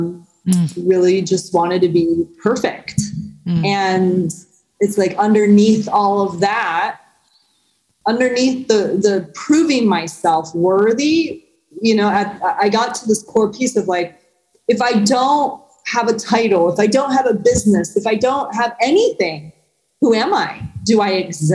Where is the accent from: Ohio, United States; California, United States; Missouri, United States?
California, United States; San Diego; moved away as an adult; also born or lived in New York City; my hometown of San Diego back in 2008, I was living in New York City previous